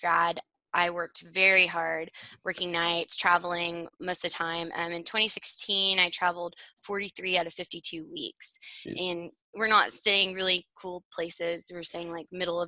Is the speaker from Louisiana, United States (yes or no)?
no; Fort Worth, Texas, United States; also born or lived in Oklahoma; I grew up in Fort Worth, Texas